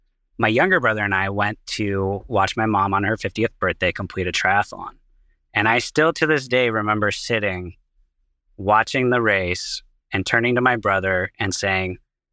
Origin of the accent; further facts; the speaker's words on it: Seattle, Washington, United States; now in Boston, United States; You know, for me, I was born and raised out in Seattle, Washington. I'm now out in Boston with eCloth